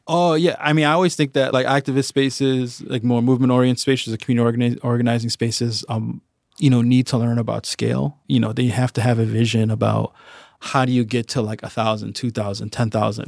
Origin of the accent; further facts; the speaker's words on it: Chicago, Illinois, United States; I grew up in the northwest side of Chicago. I grew up in Edgebrook